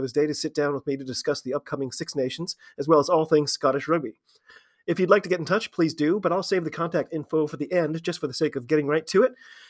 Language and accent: English; United States